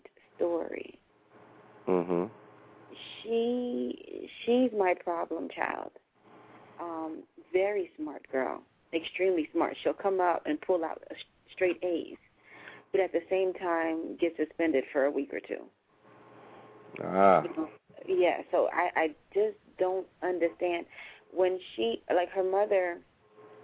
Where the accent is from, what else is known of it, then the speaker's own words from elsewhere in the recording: United States; the way that we were raised here in the United States